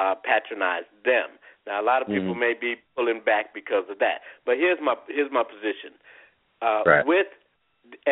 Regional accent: Chicago, Illinois, United States; I'm also from Chicago

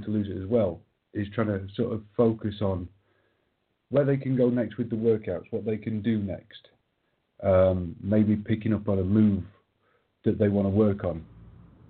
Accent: England, United Kingdom; I'm English

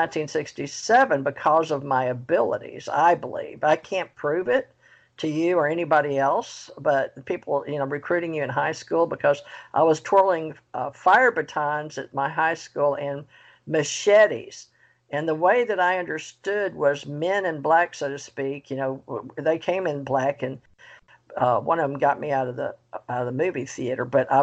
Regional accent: Monroe, Louisiana, United States; also born or lived in Houston, Texas / Kentucky; now in Florida, United States; I was raised in the South and spiritual and in Monroe

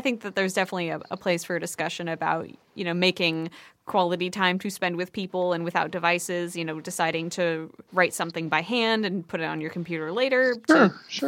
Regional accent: Port Townsend, Washington, United States; my hometown of Port Townsend

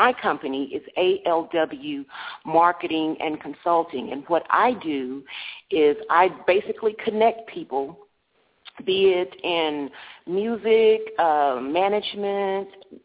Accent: Dallas, Texas, United States; I am from Texas, Dallas, Texas

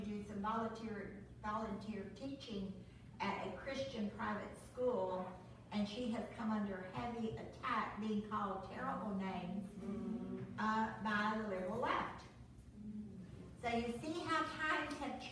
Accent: Southeast Missouri, United States; now in Texas, United States; where I grew up in Southeast Missouri

